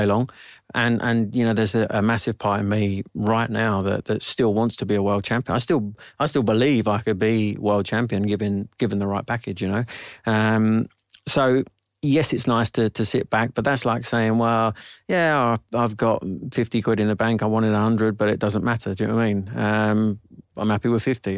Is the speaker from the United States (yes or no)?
no; Sittingbourne, South East England, United Kingdom; also born or lived in London; I was born here in London, um, and at six weeks old, I moved down to Sittingbourne with my parents